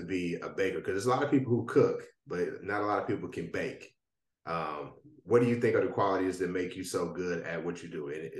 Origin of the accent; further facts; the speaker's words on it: Midwest, United States; I'm a Midwest boy, so all the stuff about the South, I'm a little behind though.